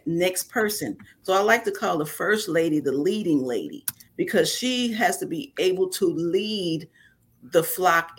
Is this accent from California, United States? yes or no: no; New York, United States; moved away as an adult; now in Mississippi, United States; I was raised in New York